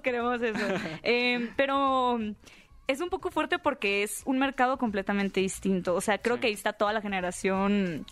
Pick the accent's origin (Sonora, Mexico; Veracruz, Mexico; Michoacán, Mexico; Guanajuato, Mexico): Sonora, Mexico; Hermosillo; yo soy originaria de Hermosillo, Sonora